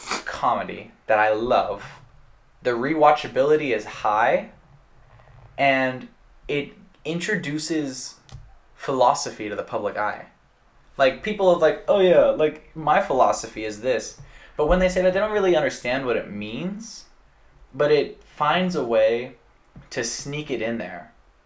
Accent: Oklahoma, United States; also born or lived in Alaska / Florida; But after I moved from Alaska, I went to Oklahoma. And then from Oklahoma, I went to Florida. And then from Florida, back to Oklahoma.

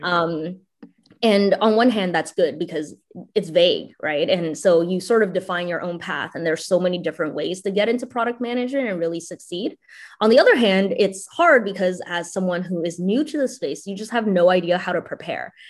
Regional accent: Canada; also born or lived in China; I immigrated from China to Canada when I was seven years old

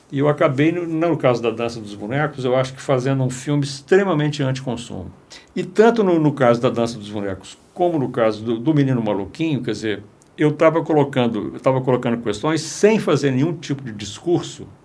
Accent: Belo Horizonte, Minas Gerais, Brazil; foi a época da minha infância aqui em Belo Horizonte, é porque eu cresci aqui nessa cidade

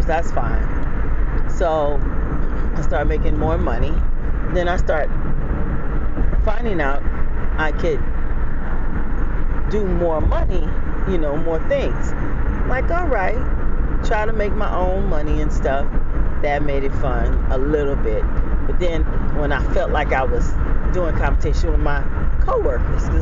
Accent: Jamaica; I'm Jamaican.

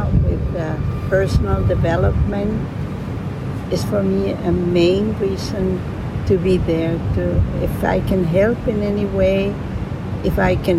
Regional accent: Colombia; accent: Colombian; English is a second language; moved away as an adult; also born or lived in La Paz, Bolivia / Miami / Switzerland; I was born in La Paz, Bolivia. My mother was from there, my father was from Colombia. And when I got 6 years old, we moved to Colombia. My accent in Spanish is only Colombian

